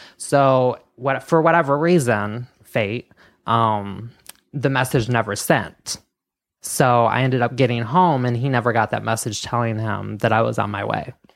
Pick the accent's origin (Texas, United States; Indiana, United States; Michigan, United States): Michigan, United States; I grew up in Michigan, very small farming town